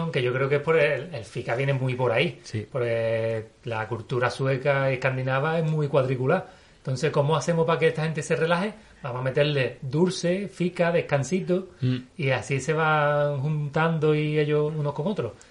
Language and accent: Spanish; Gibraltar; now in Stockholm, Sweden; yo vengo de Gibraltar